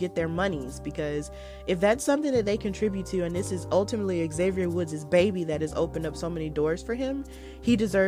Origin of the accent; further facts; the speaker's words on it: Birmingham, Alabama, United States; I'm from Birmingham. So Birmingham is in Jefferson County. That's in like the central part of Alabama.